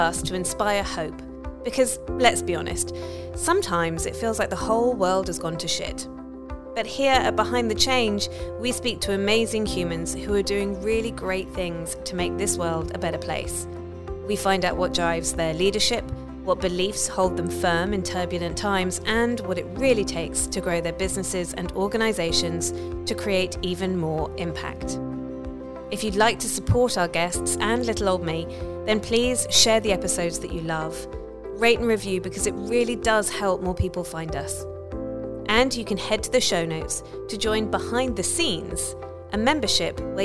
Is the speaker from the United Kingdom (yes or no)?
yes; United Kingdom; accent: British; my British accent